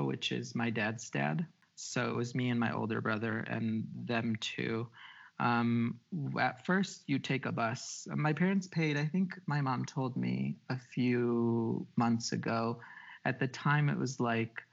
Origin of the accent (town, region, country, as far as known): outside of Chicago, Illinois, United States; born or raised there; English is a second language; also born or lived in Xalapa, Veracruz, Mexico; now in Mexico